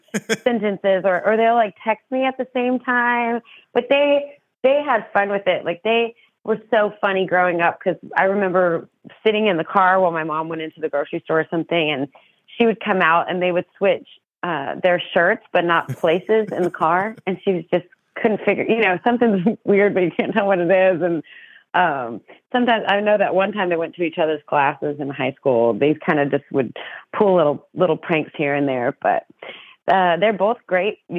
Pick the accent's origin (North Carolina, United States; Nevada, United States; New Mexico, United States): New Mexico, United States; now in Texas, United States; I don't have an accent because I'm from New Mexico